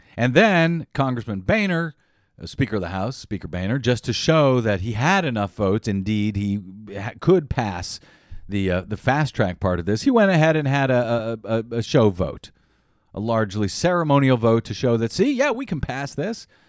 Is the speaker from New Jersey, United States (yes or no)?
no; Missouri, United States; moved away; I'm from Missouri, so Kansas is right next door. Not that different from where I'm from originally